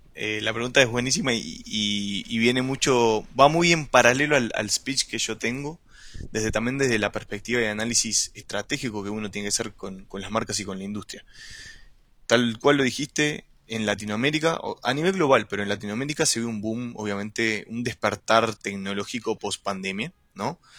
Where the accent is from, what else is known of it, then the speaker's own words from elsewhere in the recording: Uruguay; moved away as an adult; now in Chile; Soy uruguayo. Actualmente vivo en Chile hace más de seis años